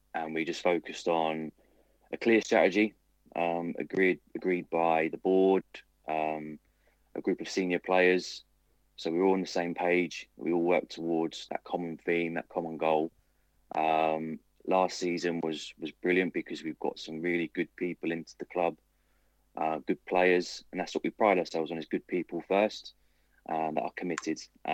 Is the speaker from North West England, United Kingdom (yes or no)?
no; London, United Kingdom; I'm not from Berkshire.